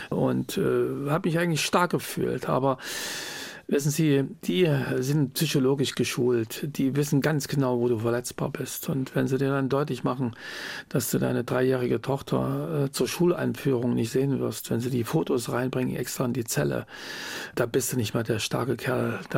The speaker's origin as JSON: {"language": "German", "region": "East Germany", "country": "Germany", "said": "dass ich meiner Heimat bleiben will, dass ich klar sage, die DDR ist jetzt nicht das bessere System, aber hier ist mein Zuhause"}